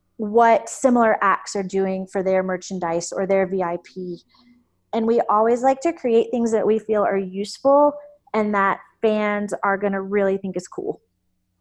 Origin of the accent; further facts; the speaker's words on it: the South, United States; Growing up in the South